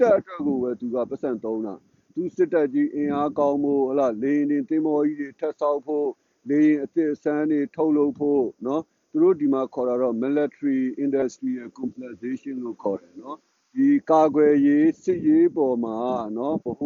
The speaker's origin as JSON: {"language": "Burmese", "country": "Myanmar"}